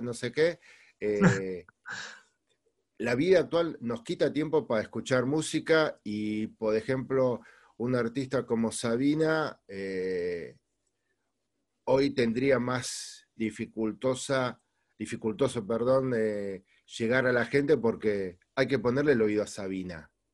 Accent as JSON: {"language": "Spanish", "country": "Argentina", "also_born_or_lived": "Spain", "said": "Argentina es una de mis tierras"}